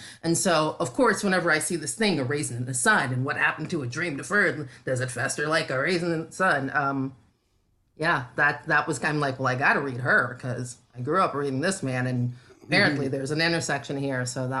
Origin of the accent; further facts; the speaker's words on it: North Carolina, United States; I grew up in North Carolina.